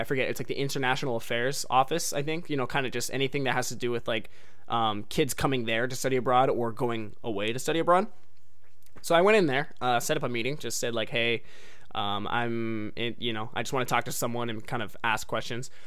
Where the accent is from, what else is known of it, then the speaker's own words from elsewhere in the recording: United States; I'm an American